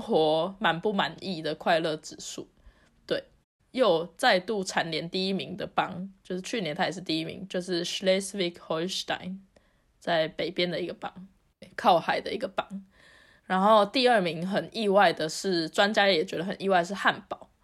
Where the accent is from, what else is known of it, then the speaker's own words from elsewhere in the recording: Taiwan; now in Germany; 我们从海岛国家来的人